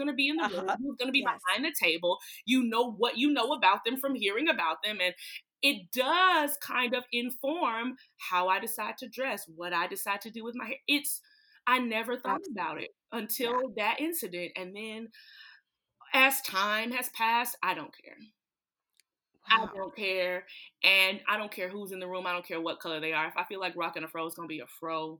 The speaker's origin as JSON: {"language": "English", "town": "Atlanta", "region": "Georgia", "country": "United States", "said": "I'm from Atlanta"}